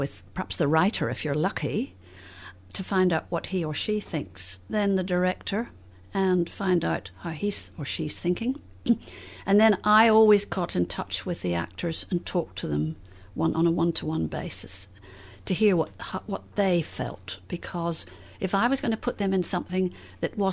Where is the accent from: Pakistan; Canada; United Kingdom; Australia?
United Kingdom; Northern Ireland; I came from Northern Ireland